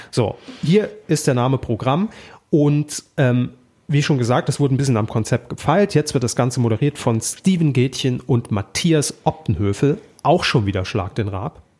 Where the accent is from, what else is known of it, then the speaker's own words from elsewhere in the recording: Saarland, Germany; moved away; Ich komme ja aus dem Saarland ursprünglich, habe dort beim Regionalfernsehen irgendwann mal meine Ausbildung gemacht.